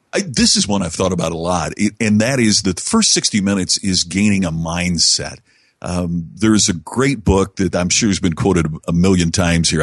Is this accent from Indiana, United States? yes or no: yes; Indiana, United States; my hometown in Indiana